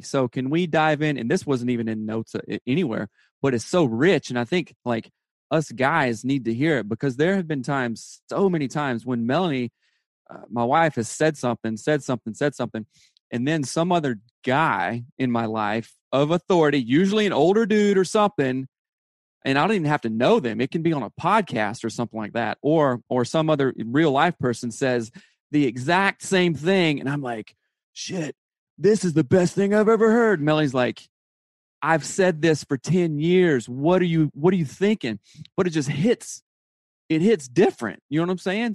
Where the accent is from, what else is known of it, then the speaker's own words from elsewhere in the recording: South Carolina, United States; now in Seattle, United States; I'm from South Carolina